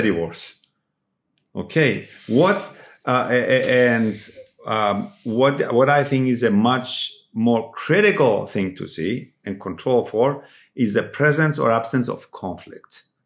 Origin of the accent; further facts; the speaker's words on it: Cyprus; moved away; when I was growing up in Cyprus